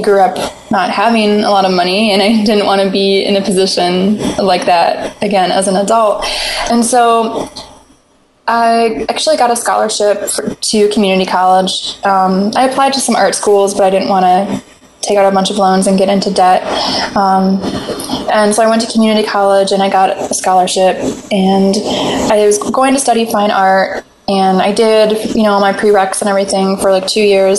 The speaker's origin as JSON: {"language": "English", "region": "Michigan", "country": "United States", "tie": "born or raised there", "said": "I grew up in Michigan"}